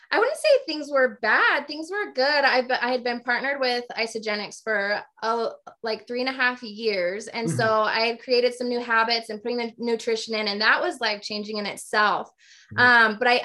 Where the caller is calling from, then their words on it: Morgan, Utah, United States; Do you know where Morgan's at?